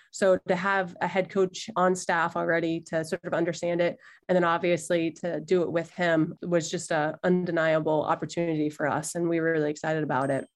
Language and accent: English; Crofton, Maryland, United States; moved away as an adult; also born or lived in New Jersey; I grew up in Maryland, grew up in Crofton, went to high school in Annapolis.